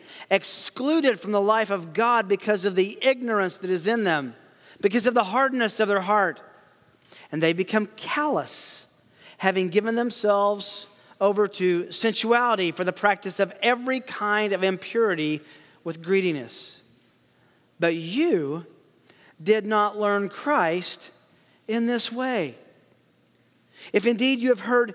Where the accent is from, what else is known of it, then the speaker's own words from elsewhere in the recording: Tennessee, United States; I am from Tennessee, so English is technically my second language.